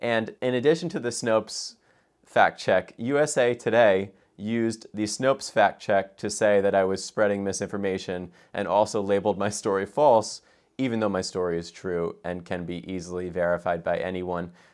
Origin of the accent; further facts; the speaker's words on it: United States; an American